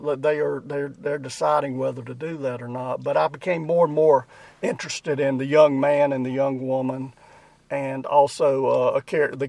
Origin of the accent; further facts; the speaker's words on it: Boiling Springs, North Carolina, United States; also born or lived in Chester, South Carolina; I grew up in Boiling Springs, North Carolina, best known for having been the birthplace of Earl Scruggs.